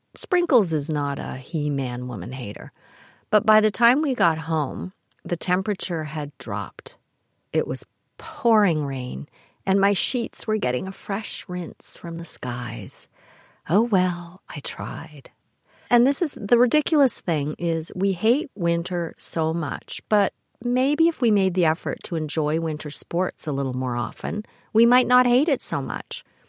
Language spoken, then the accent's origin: English; Kitchener, Ontario, Canada; I grew up in the Kitchener area